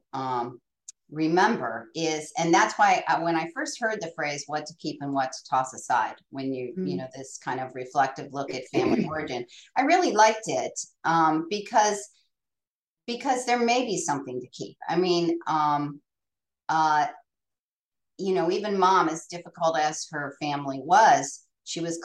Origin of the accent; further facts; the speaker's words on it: Akron, Ohio, United States; we grew up in Goodyear Heights, which was just far enough up the hill from Goodyear Tire and Rubber in Akron, Ohio